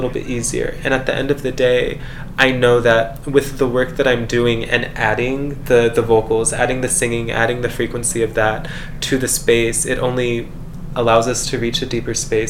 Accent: San Diego, California, United States; also born or lived in Cedar City, Utah; now in Las Vegas, United States; I'm from San Diego originally, and I moved to Vegas

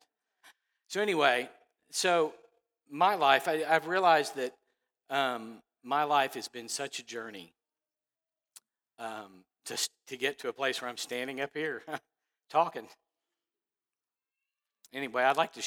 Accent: Dallas, Texas, United States; I grew up in Dallas.

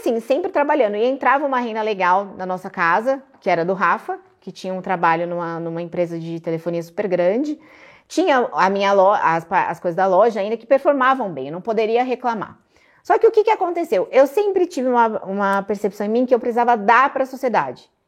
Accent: Guarulhos, São Paulo, Brazil; moved away as an adult; now in Alphaville, Brazil; Eu sou de Guarulhos, São Paulo, aqui pertinho

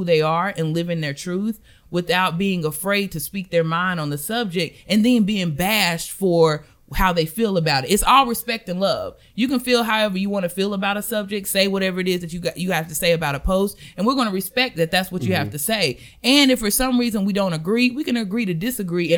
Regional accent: Belmont, North Carolina, United States; I'm from good old Belmont, North Carolina.

